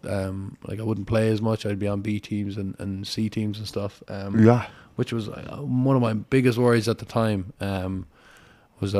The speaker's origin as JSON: {"language": "English", "country": "Ireland", "tie": "born or raised there", "also_born_or_lived": "Connecticut, United States / Galway, Ireland / Cork, Ireland / Waco, Texas, United States", "moved": "as an adult", "lives_now": "Texas, United States", "said": "we grew up in Galway. Coastal town, very west of Ireland"}